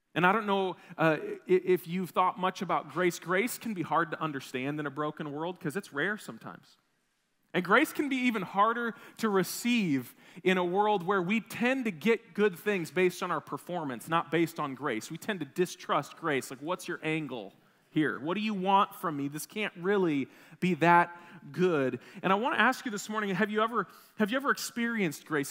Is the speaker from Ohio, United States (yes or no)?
no; Wisconsin, United States; I grew up in Wisconsin